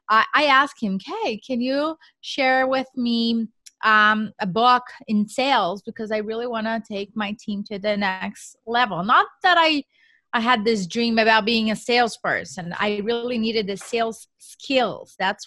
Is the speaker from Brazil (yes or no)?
yes; Brazil; English is a second language; moved away as an adult; now in United States; So as you mentioned, I am from Brazil, so I did not even know what real estate meant at that time, right? I moved to the U.S. For a cultural exchange program